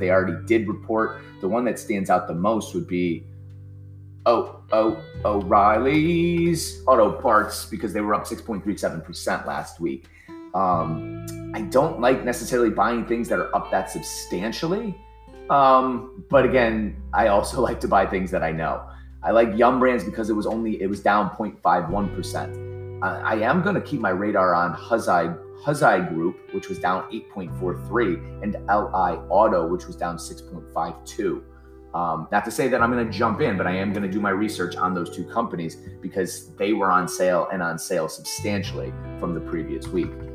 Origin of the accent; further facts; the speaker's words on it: Ohio, United States; now in New Jersey, United States; I'm from Ohio. I live in New Jersey now